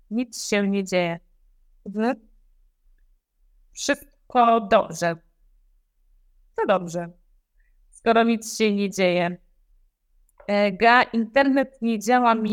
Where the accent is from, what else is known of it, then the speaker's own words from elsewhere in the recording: Lębork, Pomeranian Voivodeship, Poland; Ja jestem z Lęborka.